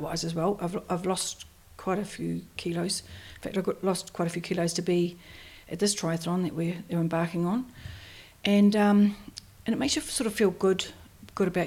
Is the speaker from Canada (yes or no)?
no; Christchurch, Canterbury, New Zealand; from Christchurch, New Zealand